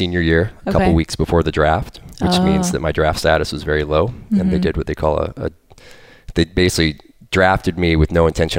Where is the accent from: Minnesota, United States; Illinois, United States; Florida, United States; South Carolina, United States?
Florida, United States; I grew up in Florida.